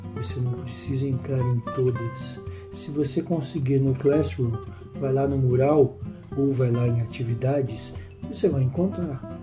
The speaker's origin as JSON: {"language": "Portuguese", "country": "Brazil", "accent": "Brazilian", "said": "se formos falar, por exemplo, em inglês, na Inglaterra ou nos Estados Unidos ou no Canadá, nós o faremos com o sotaque brasileiro"}